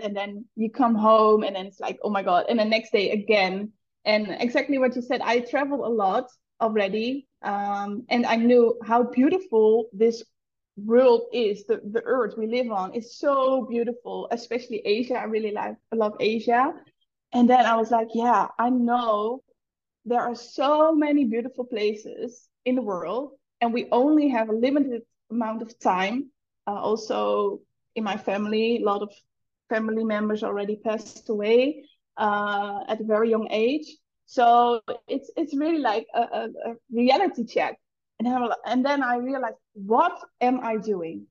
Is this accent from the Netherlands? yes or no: yes; Netherlands; first language Dutch; English is a second language; moved away as an adult; now in Bali, Indonesia; English is not my first language